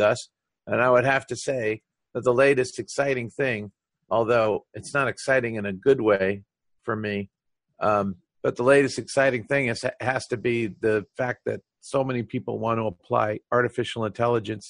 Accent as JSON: {"language": "English", "country": "United States", "first_language": "English", "said": "I'm an American and I approach the testing industry from an American perspective"}